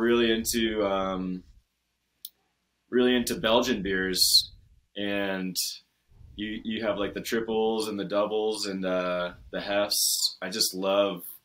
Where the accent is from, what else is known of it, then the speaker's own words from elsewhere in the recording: New England, United States; now in Colorado, United States; I grew up in New England